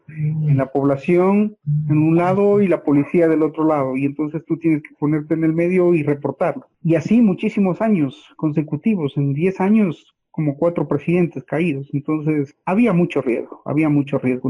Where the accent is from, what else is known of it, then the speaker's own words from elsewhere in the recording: Ecuador; todos como ecuatorianos